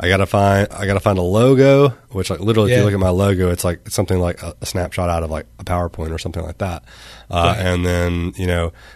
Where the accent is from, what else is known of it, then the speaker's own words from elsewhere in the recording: Arkansas, United States; I'm from Arkansas